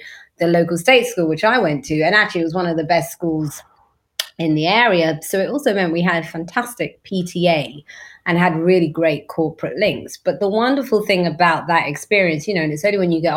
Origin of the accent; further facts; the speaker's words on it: London, United Kingdom; now it's all coffee shops. It wasn't like that when I was growing up there